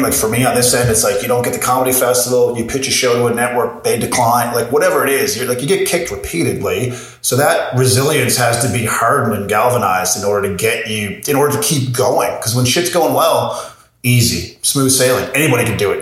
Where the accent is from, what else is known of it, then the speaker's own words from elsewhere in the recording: Corner Brook, Newfoundland and Labrador, Canada; I'm from Cornerbrook, Newfoundland